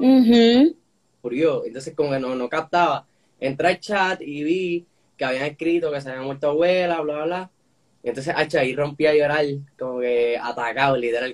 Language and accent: Spanish; Puerto Rico; soy boricua, nací aquí